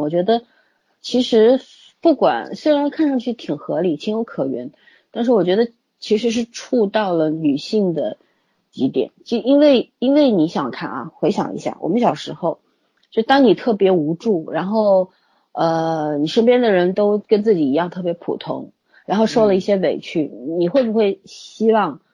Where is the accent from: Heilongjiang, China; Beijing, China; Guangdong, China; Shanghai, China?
Shanghai, China; 我不是因为我是上海人我才这么说